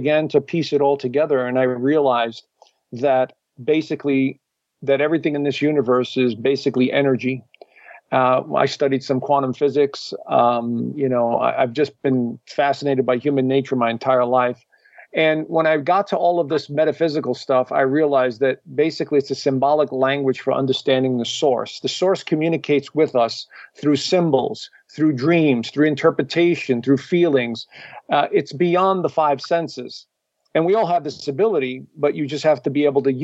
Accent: New York, United States; I grew up in New York and to a traditional Italian family

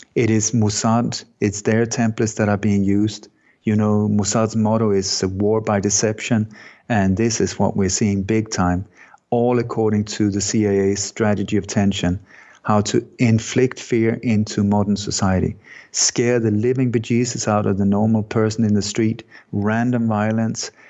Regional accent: Sweden; moved away; also born or lived in Denmark; I was born in Denmark, but I grew up in Sweden

